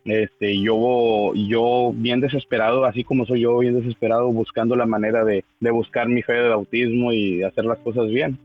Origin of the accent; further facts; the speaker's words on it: Guardados de Abajo, Tamaulipas, Mexico; moved away as an adult; also born or lived in Miguel Alemán, Tamaulipas; now in Mission, Texas, United States; yo soy originario de Tamaulipas, del norte de Tamaulipas, de, un pueblo que, que, se llama Guardados de Abajo, Tamaulipas